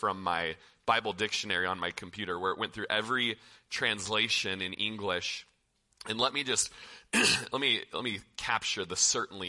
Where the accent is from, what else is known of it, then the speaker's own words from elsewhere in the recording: Klamath Falls, Oregon, United States; also born or lived in Corvallis, Oregon; now in Prineville, United States; we're from Klamath Falls